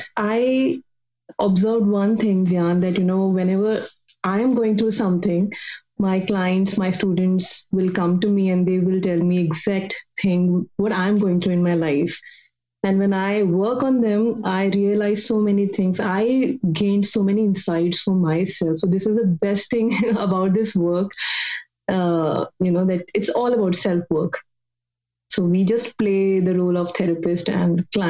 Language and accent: English; India; I'm from India